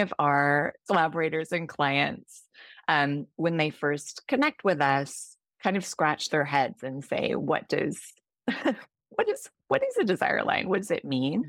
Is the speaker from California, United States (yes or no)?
yes; California, United States; moved away as an adult; also born or lived in United Kingdom; now in Singapore; I grew up in the United States, in California, then worked for a large chunk of my career in the U K, and am now in Singapore